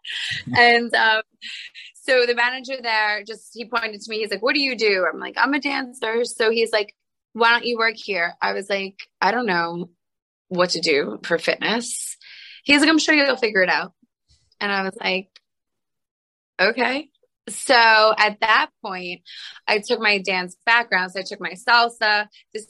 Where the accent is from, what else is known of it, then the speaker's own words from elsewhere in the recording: Long Island, New York, United States; I grew up in Long Island, New York